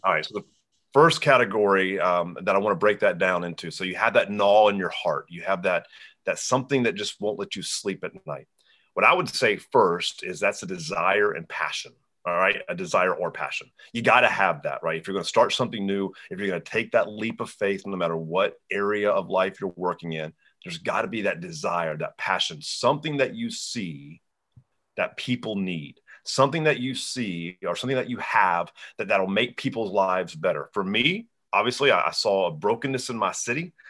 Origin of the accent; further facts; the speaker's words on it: Hanahan, South Carolina, United States; my hometown, Hanahan, South Carolina